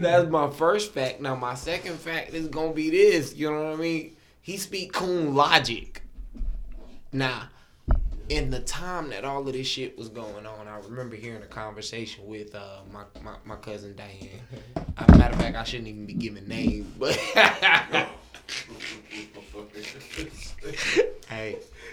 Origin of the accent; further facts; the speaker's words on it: Pensacola, Florida, United States; I'm from Pensacola, you know what I'm saying? Small city on the panhandle